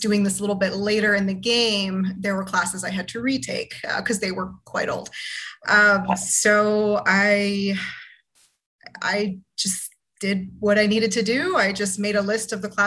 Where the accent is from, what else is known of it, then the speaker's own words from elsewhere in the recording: Florida, United States; I'm originally from Florida